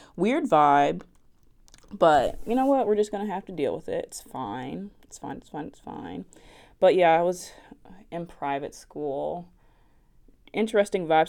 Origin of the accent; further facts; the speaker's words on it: West Orange, New Jersey, United States; accent: Southern; I am from New Jersey, West Orange specifically